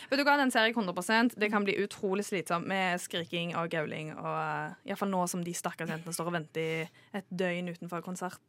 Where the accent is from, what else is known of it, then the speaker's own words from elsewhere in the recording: Trondheim, Trøndelag, Norway; now in Oslo, Norway; Kvinnelig fra Trondheim.